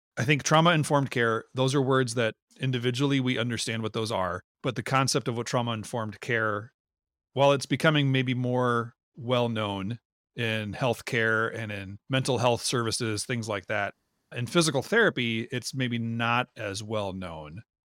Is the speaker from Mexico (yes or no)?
no; Minnesota, United States; we grew up in Minnesota